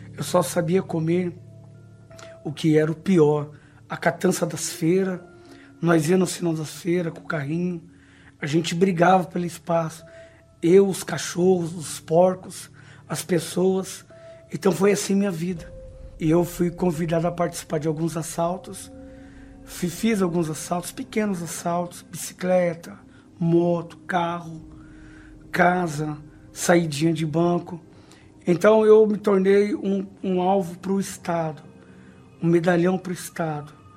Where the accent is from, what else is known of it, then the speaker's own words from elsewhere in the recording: Brazil; Nasci numa comunidade na Zona Leste